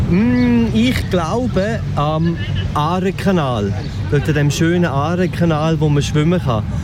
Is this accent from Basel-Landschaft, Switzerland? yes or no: no; Graubünden, Switzerland; moved away; also born or lived in Aargau; ich komme aus dem Graubünden und dort hat man so einzelne Täler gehabt.